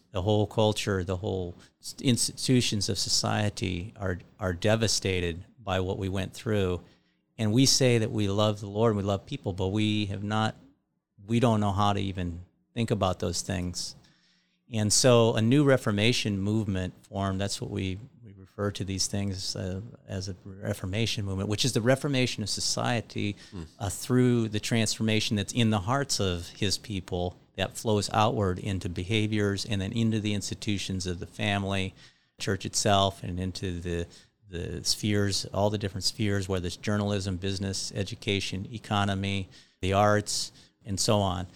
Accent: Iowa, United States; I grew up in Iowa with, uh, evangelical Lutheran parents

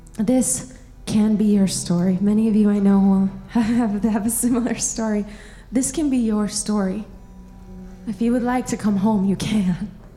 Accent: Montana, United States; I grew up in Montana. Uh, loved it there. It's beautiful in the Missoula area

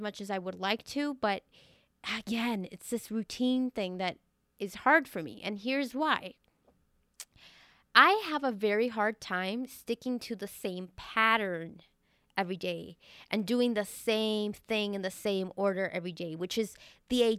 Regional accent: Venezuela; growing up in Venezuela.

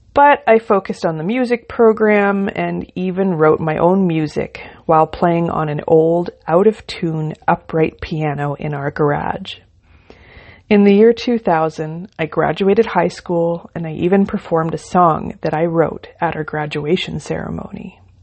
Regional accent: Ontario, Canada; I was born in Ontario, and I lived a comfortable country life with my parents and three sisters

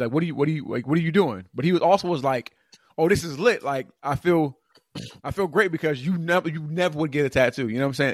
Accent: California, United States; moved away as an adult; now in Atlanta, United States; California kinda, like, was my hometown

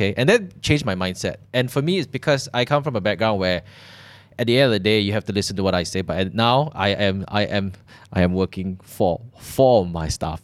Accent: Malaysia; growing up in Malaysia

